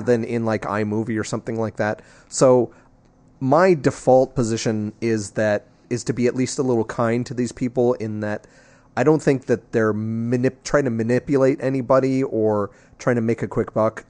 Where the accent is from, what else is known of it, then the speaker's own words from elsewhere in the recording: New Jersey, United States; I'm from New Jersey